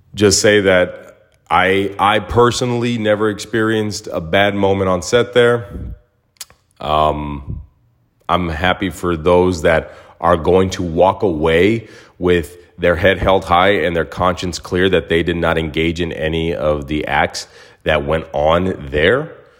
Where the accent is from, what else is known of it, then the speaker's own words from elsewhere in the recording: Mesa, Arizona, United States; now in Los Angeles, United States; my hometown of Mesa, Arizona